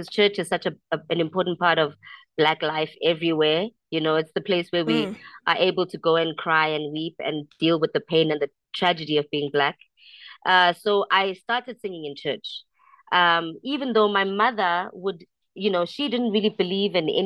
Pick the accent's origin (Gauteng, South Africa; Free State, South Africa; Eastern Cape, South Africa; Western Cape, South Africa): Gauteng, South Africa; Soweto; I loved growing up in Soweto